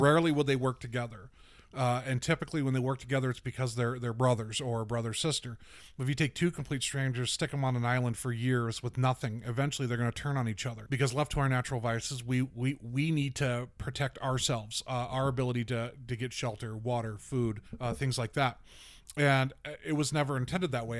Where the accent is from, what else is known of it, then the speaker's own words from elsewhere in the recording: the South, United States; I'm from the South